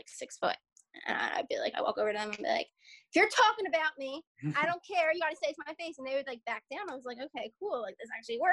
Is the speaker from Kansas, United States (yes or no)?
no; Philadelphia suburbs, Pennsylvania, United States; accent: Philly; we moved to the suburbs when I was like 3